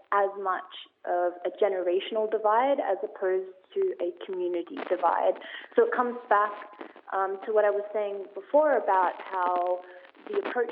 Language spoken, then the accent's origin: English; Australia; I myself, even though I am from Australia, I am from a very rural part of Australia